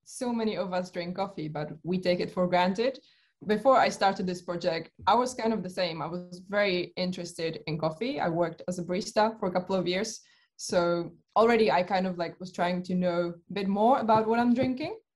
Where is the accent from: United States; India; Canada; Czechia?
Czechia; moved away as an adult; also born or lived in United Kingdom; I come from the Czech Republic, where I think that's where the interest probably began because I live uh, very close to the mountains.